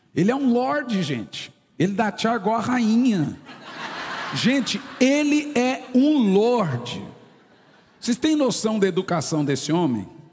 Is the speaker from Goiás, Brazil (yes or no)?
yes; Goiânia, Goiás, Brazil; eu nasci na Vila Nova